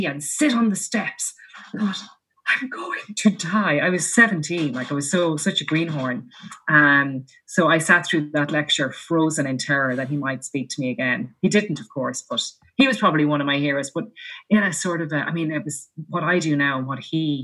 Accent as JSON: {"language": "English", "region": "Laois", "country": "Ireland", "tie": "born or raised there", "said": "I grew up in Leash"}